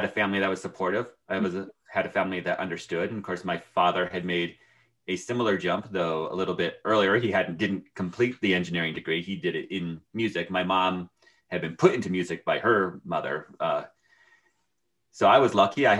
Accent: Portland, Connecticut, United States; that's where I'm from.

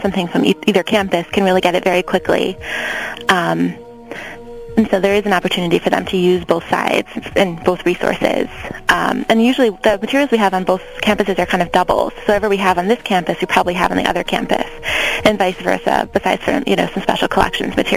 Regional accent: Milwaukee, Wisconsin, United States; now in Chicago, United States; I'm from Milwaukee originally

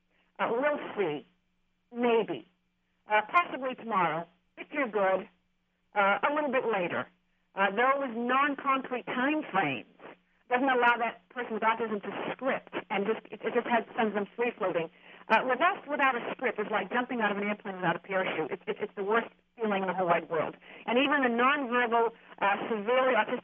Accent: Germany; moved away; I grew up in Germany. I mean, I'm born in Germany. I grew up in Germany.

